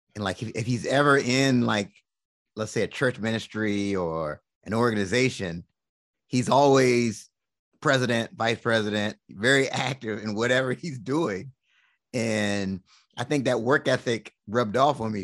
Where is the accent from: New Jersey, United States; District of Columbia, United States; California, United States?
District of Columbia, United States; Washington; I was born and raised in Washington, D C